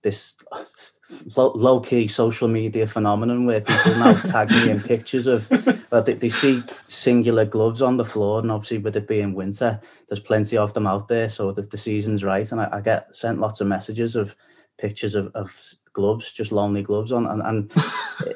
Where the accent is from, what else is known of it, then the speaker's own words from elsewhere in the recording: Liverpool, North West England, United Kingdom; accent: Scouse; moved away as an adult; now in London, United Kingdom; as a Scouser